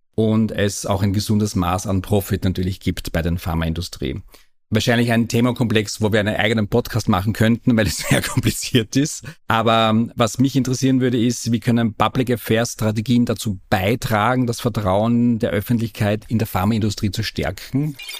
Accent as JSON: {"language": "German", "area": "Feldbach District", "region": "East Styria", "country": "Austria", "tie": "born or raised there", "said": "Ich komme auch aus der Oststeiermark"}